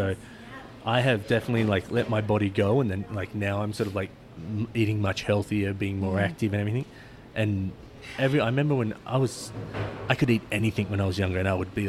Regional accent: Australia; now in Kirkland, United States; So, like, I grew up in Australia

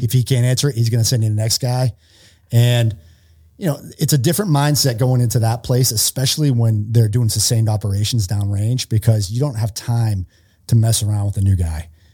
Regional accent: Worcester, Massachusetts, United States; moved away; I'm from Worcester, Massachusetts, so outside of Boston, I grew up in Massachusetts.

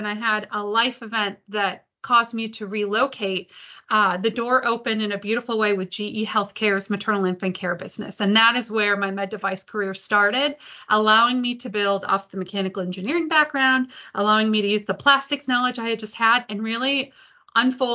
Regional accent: Detroit, Michigan, United States; I grew up in the Detroit area

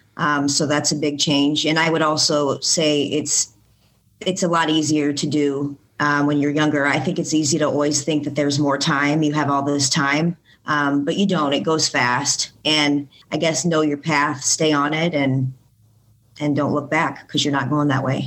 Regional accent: Bloomington, Illinois, United States; also born or lived in Decatur, Illinois; I was born in Decatur, Illinois, but I've been raised in Bloomington for the majority of my life

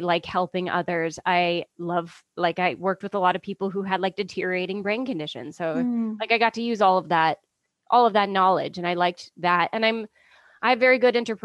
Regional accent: Ontario, Canada; moved away as an adult; also born or lived in Vancouver; I'm Canadian. I was born in Ontario

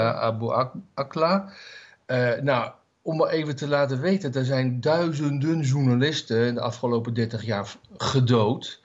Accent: Netherlands

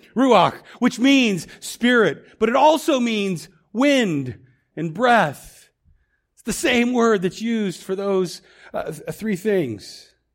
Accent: Woodland, United States; I grew up in Woodland. I'm from here. I went to school here.

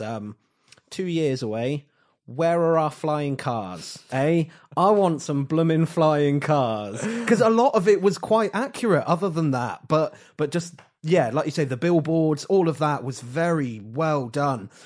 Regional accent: England, United Kingdom; we're English

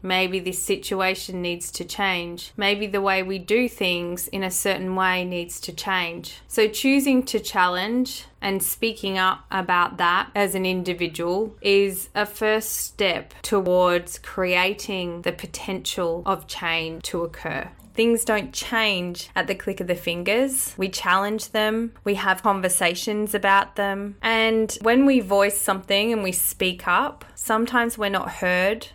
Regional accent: Australia; born or raised there; accent: Australian

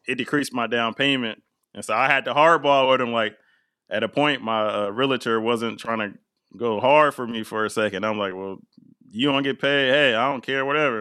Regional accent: Portland, Oregon, United States; moved away as an adult; also born or lived in East Coast; growing up in Portland

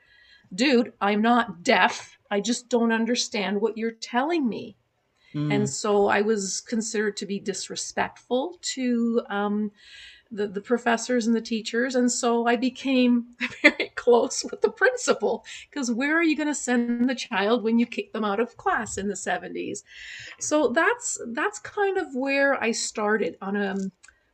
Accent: Montreal, Quebec, Canada; first language German; English is a second language; when I grew up in Montreal, I picked up French.

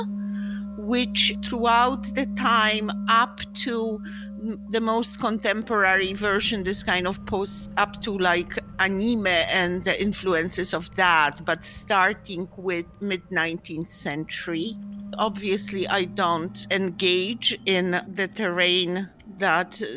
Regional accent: Poland; moved away as an adult; now in New York, United States; I'm from Poland, and I have a very boring, solid art history degree

